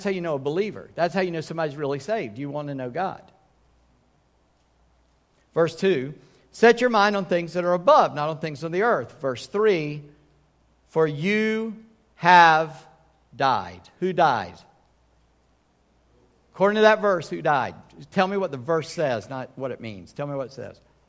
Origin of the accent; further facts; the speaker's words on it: Charleston, United States; when I was born in Charleston in 1959.